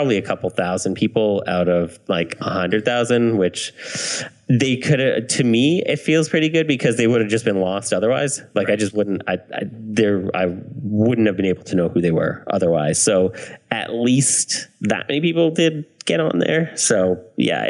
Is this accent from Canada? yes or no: yes; Canada; I'm Canadian